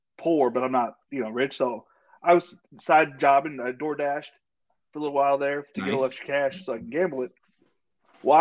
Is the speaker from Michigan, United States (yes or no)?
no; San Diego, California, United States; I was born in San Diego, the real Charger area.